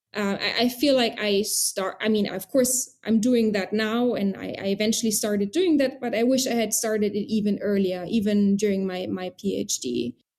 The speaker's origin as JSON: {"language": "English", "town": "Trier", "region": "Rhineland-Palatinate", "country": "Germany", "tie": "born or raised there", "also_born_or_lived": "United Kingdom / Moscow, Russia / Beirut, Lebanon", "moved": "as an adult", "lives_now": "Berlin, Germany", "said": "I was born in Trier in Germany"}